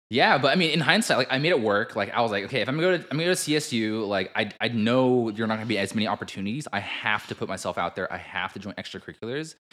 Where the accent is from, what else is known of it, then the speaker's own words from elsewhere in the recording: United States; Asian American ourselves